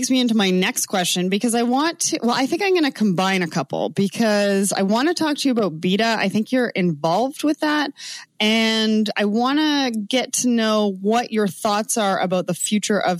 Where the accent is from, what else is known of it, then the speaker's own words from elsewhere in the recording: Canada; accent: Canadian; Probably my Canadian accent.